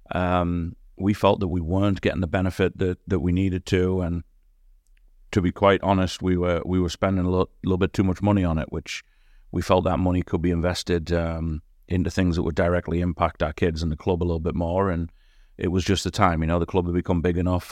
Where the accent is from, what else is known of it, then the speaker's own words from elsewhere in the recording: near Durham, North East England, United Kingdom; moved away as an adult; also born or lived in Newcastle; now in West Michigan, United States; I grew up in, um, a place just outside of Durham, uh, which is northeast England